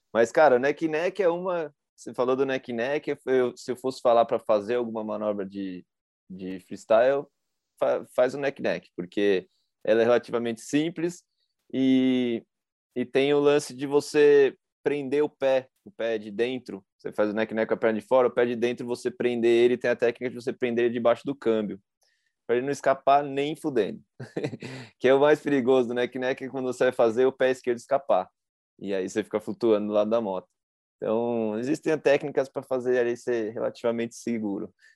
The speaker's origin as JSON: {"language": "Portuguese", "region": "São Paulo", "country": "Brazil", "said": "eu sou de São Paulo"}